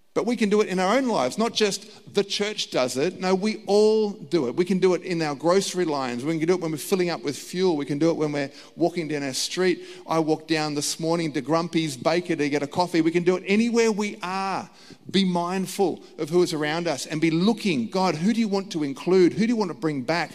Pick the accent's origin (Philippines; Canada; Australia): Australia; I was born in Australia. My parents were born in Australia.